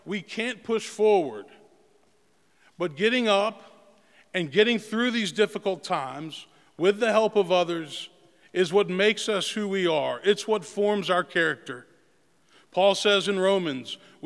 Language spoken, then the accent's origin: English; Memphis, Tennessee, United States; growing up in Memphis